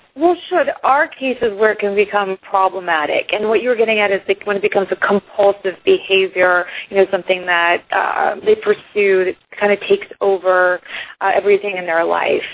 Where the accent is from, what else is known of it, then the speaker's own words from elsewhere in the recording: Iceland; now in United States; I'm originally from Iceland